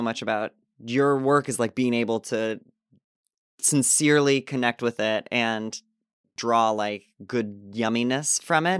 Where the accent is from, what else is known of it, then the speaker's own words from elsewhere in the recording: Illinois, United States; moved away as an adult; also born or lived in Asbury Park, New Jersey / Los Angeles; we came back to my town in Illinois, and I was doing it a lot at a club that's there in my hometown